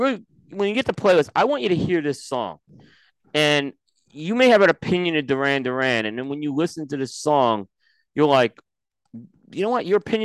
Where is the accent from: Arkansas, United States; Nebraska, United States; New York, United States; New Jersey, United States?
New York, United States; growing up in New York